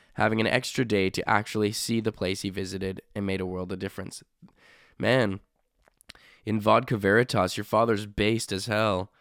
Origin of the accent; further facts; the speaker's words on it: Canada; I'm Canadian